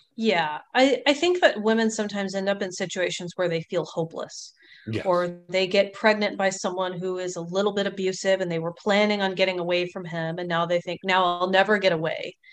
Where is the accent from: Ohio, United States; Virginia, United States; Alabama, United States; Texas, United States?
Texas, United States; Longview; also born or lived in New Orleans, Louisiana / Houston, Texas / Pasadena, Texas; now in California, United States; I spent most of my time in Longview, which is northeast Texas